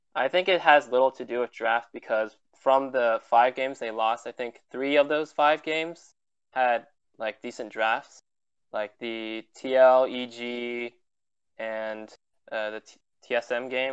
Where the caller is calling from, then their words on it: Milpitas, California, United States; I'm calling from Milpitas, California